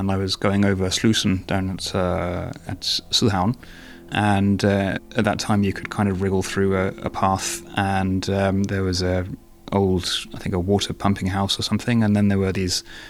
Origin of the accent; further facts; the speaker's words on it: United Kingdom; moved away as an adult; now in Denmark; I am British, but moved to Denmark 15 years ago and have been here ever since.